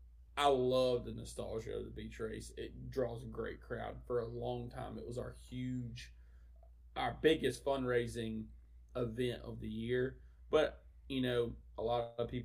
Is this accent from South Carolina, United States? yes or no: yes; South Carolina, United States; I grew up in South Carolina 4-H.